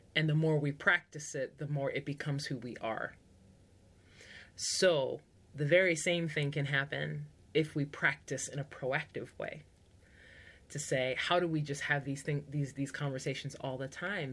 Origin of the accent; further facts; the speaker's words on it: United States; first language English; I am part of the majority in America because I speak English, it's my first language